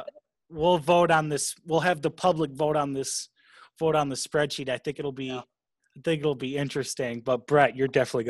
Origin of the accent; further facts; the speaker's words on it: South Africa; I'm from South Africa, sir.